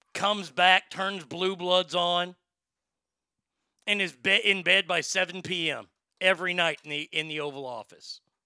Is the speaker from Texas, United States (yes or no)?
yes; Texas, United States; I'm from Texas. I'm from the South.